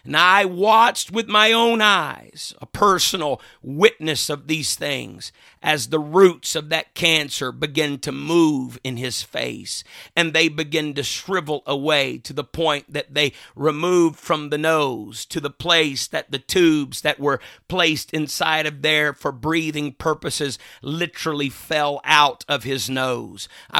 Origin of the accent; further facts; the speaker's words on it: Mississippi, United States; Another time, my grandfather and I were going into the town that I grew up in Mississippi.